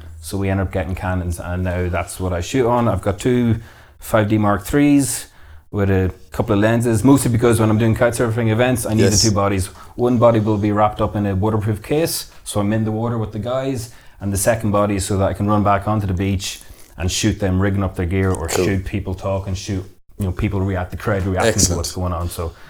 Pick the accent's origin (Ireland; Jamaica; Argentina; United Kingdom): Ireland; Blackrock, Leinster